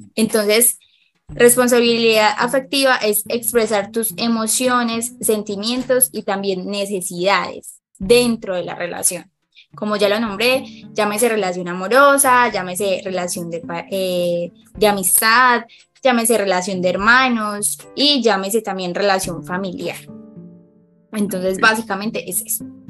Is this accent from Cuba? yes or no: no; Medellín, Antioquia, Colombia; soy psicóloga de Colombia, eh, específicamente de Medellín